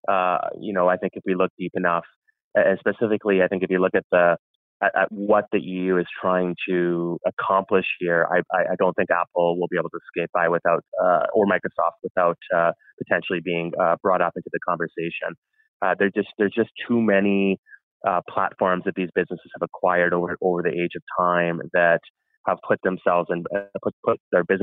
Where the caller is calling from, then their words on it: Ontario, Canada; I'm speaking from Ontario right now